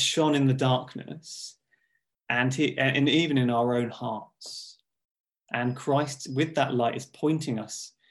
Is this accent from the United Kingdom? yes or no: yes; Hertfordshire, East of England, United Kingdom; also born or lived in Watford; I grew up in Hertfordshire